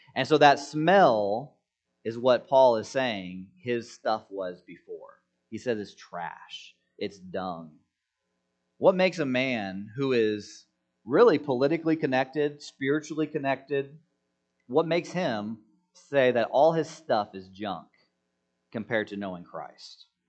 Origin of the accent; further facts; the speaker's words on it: United States; I'm an American citizen.